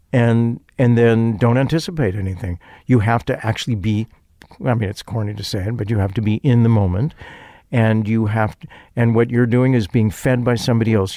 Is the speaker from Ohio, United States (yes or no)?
no; Chicago, Illinois, United States